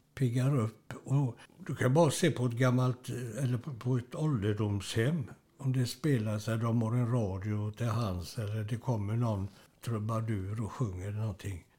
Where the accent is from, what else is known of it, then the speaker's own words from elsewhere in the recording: Gothenburg, Västra Götaland, Sweden; now in Kungälv, Sweden; jag är uppväxt i Göteborg, Strömmersberg, i de östra stadsdelarna